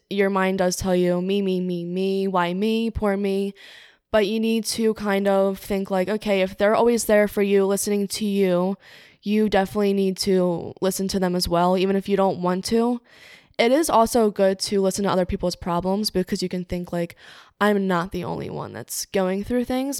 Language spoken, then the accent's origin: English; Cape May, New Jersey, United States; moved away as an adult; now in Newark, United States; I'm from Cape May, New Jersey, but I'm living in Newark, Delaware right now.